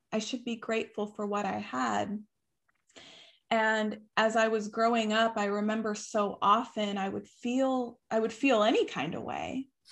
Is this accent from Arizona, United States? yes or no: yes; Tucson, Arizona, United States; I was raised in Tucson, Arizona